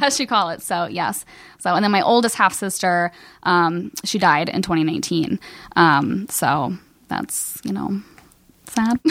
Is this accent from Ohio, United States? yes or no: yes; Cincinnati, Ohio, United States; moved away as an adult; also born or lived in Kentucky; now in Los Angeles, United States; I'm from Cincinnati